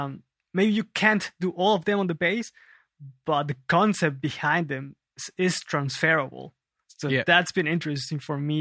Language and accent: English; Lima, Peru; now in Germany; Yes, I was born and raised in Lima, Peru.